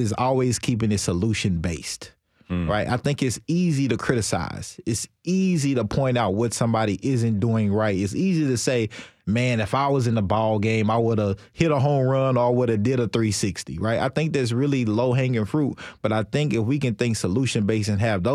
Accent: Nashville, Tennessee, United States; also born or lived in China; This is Nashville. I'm from Nashville

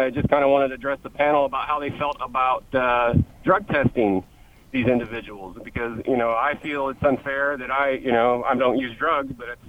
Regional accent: Indiana, United States; I'm from Indiana, just like the gentleman before. And I live in a highly drug-ridden area.

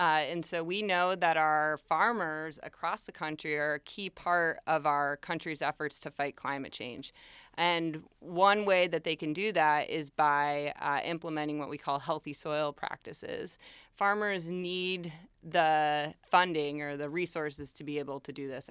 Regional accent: Chesterfield, Massachusetts, United States; also born or lived in Holyoke; I grew up in Chesterfield, and now I live in Holyoke

